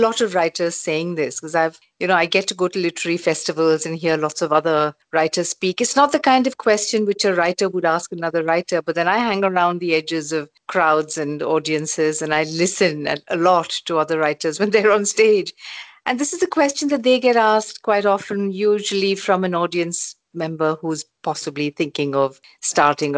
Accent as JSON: {"language": "English", "country": "India", "tie": "born or raised there", "said": "when I was growing up in India"}